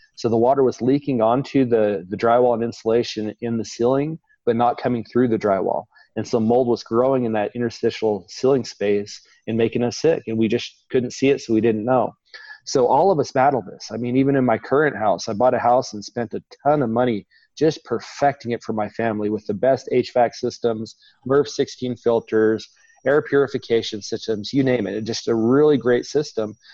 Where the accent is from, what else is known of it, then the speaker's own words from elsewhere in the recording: Oklahoma, United States; growing up in Oklahoma